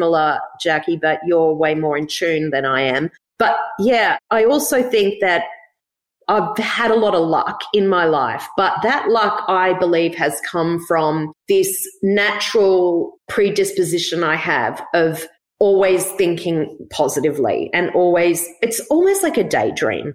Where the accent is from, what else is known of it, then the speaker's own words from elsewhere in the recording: Gold Coast, Queensland, Australia; We grew up on the Gold Coast